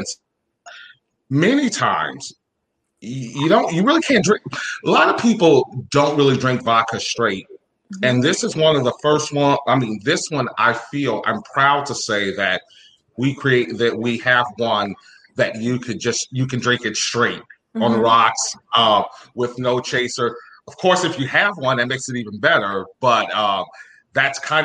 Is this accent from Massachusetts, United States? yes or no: no; Chicago, Illinois, United States; we're from Chicago